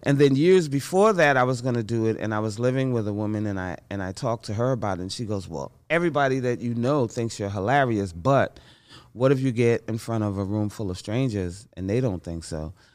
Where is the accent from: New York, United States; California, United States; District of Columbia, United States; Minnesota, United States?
New York, United States; New York City; I grew up in Bronx, New York.